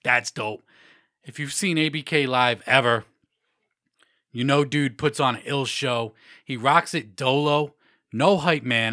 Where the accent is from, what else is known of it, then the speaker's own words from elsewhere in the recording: Massachusetts, United States; Mass now, my home state